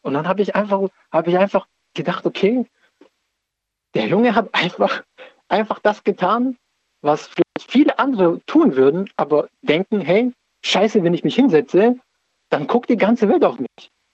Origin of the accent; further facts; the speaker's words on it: Stuttgart, Baden-Württemberg, Germany; Ich komme aus Stuttgart